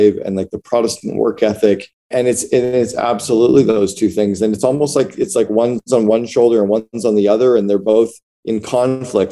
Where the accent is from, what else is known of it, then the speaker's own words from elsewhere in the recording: Northern Ontario, Canada; moved away; also born or lived in Seattle / Vancouver / Barbados; I grew up in Northern Ontario in Canada, in a city of about 80,000 people